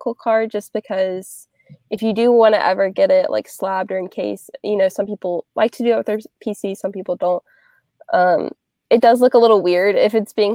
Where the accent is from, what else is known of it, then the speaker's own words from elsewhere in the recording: 45 minutes from Spartanburg, South Carolina, United States; In Spartanburg, South Carolina. So it's around 45 minutes away from my hometown.